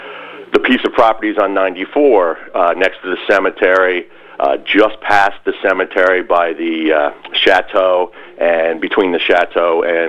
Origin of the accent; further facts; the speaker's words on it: Warwick, New York, United States; I'm calling from Warwick. I've lived in Warwick my whole life.